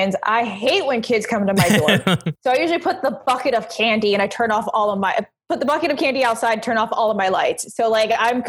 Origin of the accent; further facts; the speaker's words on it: Puerto Rico; I'm a Puerto Rican woman